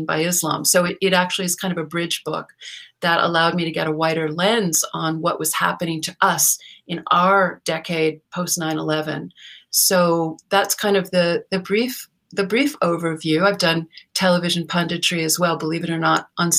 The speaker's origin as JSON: {"language": "English", "town": "Los Angeles", "region": "California", "country": "United States", "tie": "born or raised there", "also_born_or_lived": "New Haven, Connecticut / New York / Washington, D.C.", "moved": "as an adult", "said": "I was born in Hollywood, California, and my father was a conservative screenwriter, Hollywood writer and author. So I grew up hearing loud arguments around our dinner table"}